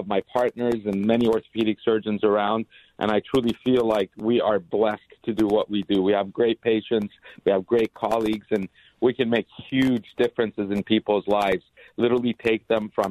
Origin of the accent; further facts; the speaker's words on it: Los Angeles, California, United States; also born or lived in Boston; I grew up in L.A. I went to William Howard Taft High School in Woodland Hills